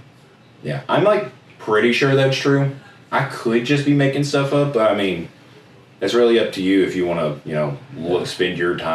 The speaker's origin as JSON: {"language": "English", "country": "United States", "said": "as an American"}